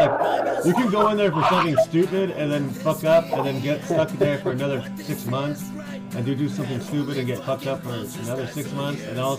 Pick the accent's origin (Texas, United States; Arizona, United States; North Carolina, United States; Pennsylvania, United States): Arizona, United States; Glendale; moved away; I grew up in Arizona